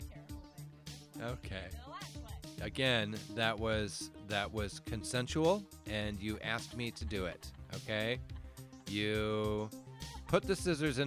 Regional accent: Phoenix, Arizona, United States; we grew up in Metro Phoenix, Arizona

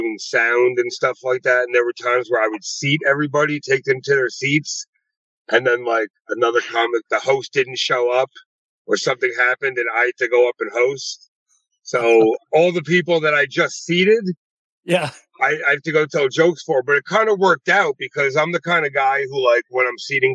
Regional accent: Long Island, New York, United States; moved away as an adult; now in Las Vegas, United States; I'm originally from Long Island, New York

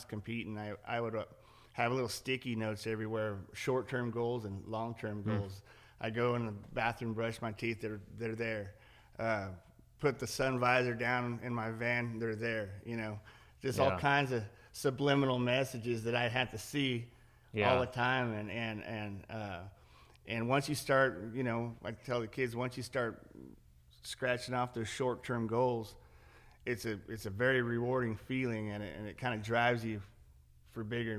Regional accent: Central Coast of California, United States; I grew up on the Central Coast of California

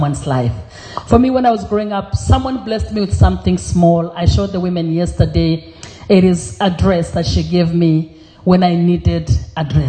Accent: Kenya; also born or lived in Europe; now in Sydney, Australia; originally I was born in Kenya.

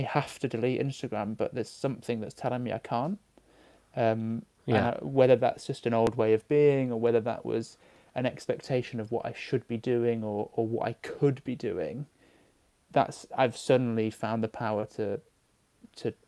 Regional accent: Manchester, North West England, United Kingdom; moved away; I'm from Manchester originally

